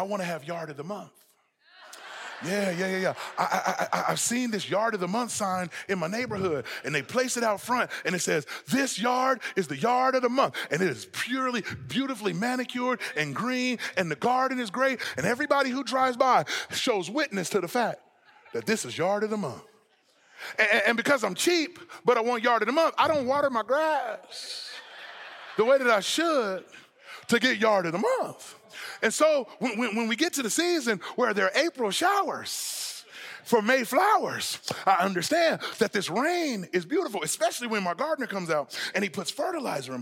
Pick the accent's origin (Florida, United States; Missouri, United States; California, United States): California, United States; Southern; now in Texas, United States; I'm from Southern California